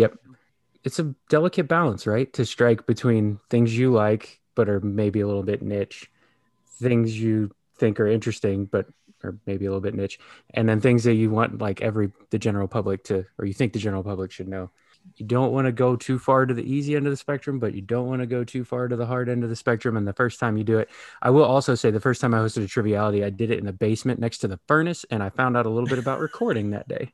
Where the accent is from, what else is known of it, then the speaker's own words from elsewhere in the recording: Texas, United States; moved away; also born or lived in Kansas City; Midwestern guy, a little further south than you guys, a Kansas City kid, but born and raised in Texas